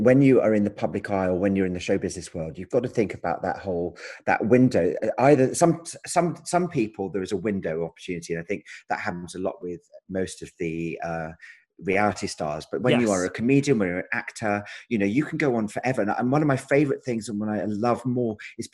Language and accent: English; Edinburgh, Scotland, United Kingdom; I'm from Edinburgh, and I've obviously used to go to the festival all the time